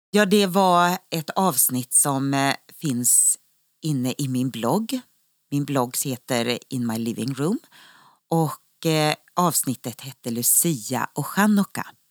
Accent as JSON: {"language": "Swedish", "country": "Sweden", "also_born_or_lived": "Israel", "moved": "as an adult", "said": "När man bor utomlands är det alltid så roligt att träffa andra svenskar"}